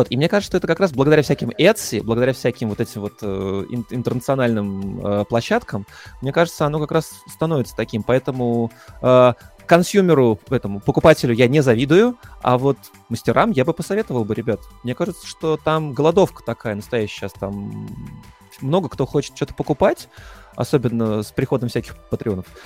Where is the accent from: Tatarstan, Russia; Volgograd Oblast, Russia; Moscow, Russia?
Moscow, Russia; я не американец, я москвич. Я зажравшийся москвич